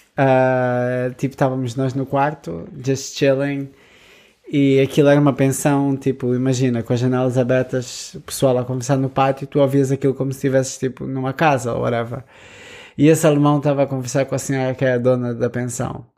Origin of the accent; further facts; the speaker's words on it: Lisbon, Portugal; que era de Lisboa